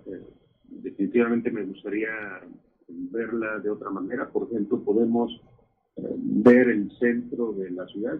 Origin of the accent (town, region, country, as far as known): Mexico; now in United States